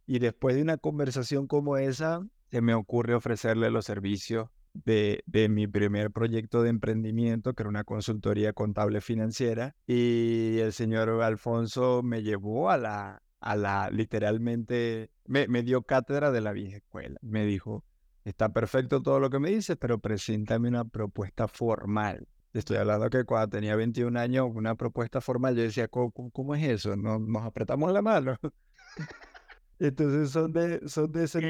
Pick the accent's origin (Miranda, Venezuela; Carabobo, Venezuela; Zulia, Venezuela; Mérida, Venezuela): Zulia, Venezuela; Maracaibo; Maracaibo, mi ciudad natal